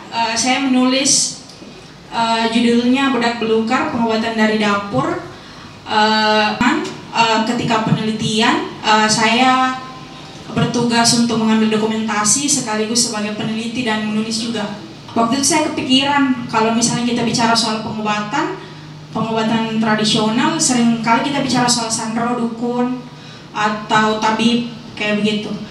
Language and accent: Indonesian; South Sulawesi, Indonesia; saya refleksi juga pengalamanku di rumah di kampung saya di Luwu.